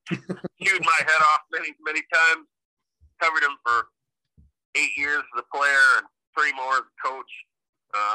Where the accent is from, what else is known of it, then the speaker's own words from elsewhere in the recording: near Boston, Massachusetts, United States; growing up near Boston